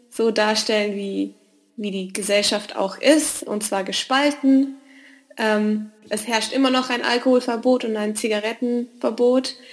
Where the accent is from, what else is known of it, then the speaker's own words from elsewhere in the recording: Western Cape, South Africa; born there; also born or lived in Germany; Ich bin 27 Jahre alt, ich bin gebürtige Südafrikanerin, ähm, habe aber ganz lange in Deutschland gelebt und ich befinde mich zum Zwecke des Studiums in Südafrika, ähm, genauer in Kapstadt.